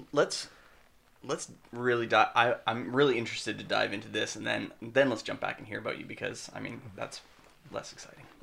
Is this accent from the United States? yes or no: no; Canada; We're Canadian filmmakers